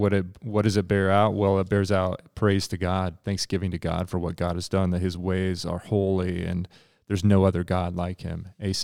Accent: Nebraska, United States; Being from Nebraska

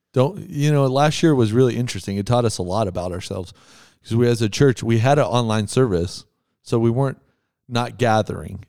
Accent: West Texas, United States; moved away; I grew up in West Texas.

